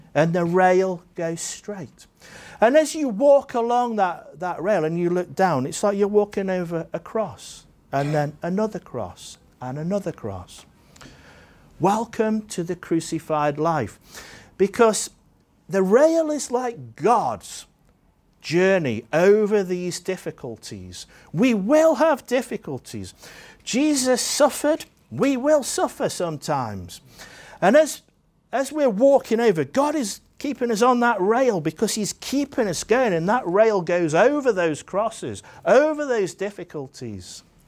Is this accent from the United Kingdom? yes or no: yes; Staffordshire, West Midlands, United Kingdom; now in Jersey; I grew up in Staffordshire in England